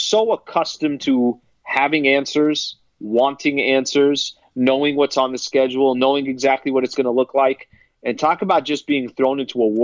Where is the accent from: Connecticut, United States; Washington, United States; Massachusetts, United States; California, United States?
California, United States; San Diego; I'm from San Diego